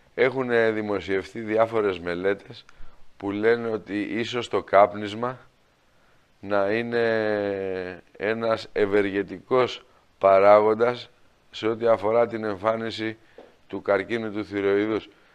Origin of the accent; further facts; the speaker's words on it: Greece; επειδή είμαστε Έλληνες